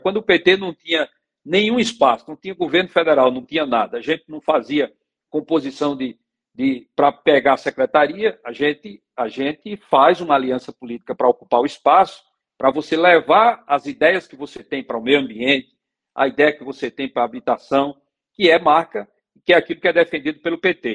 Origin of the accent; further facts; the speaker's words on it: Águas Belas, Pernambuco, Brazil; eu sou de Águas Belas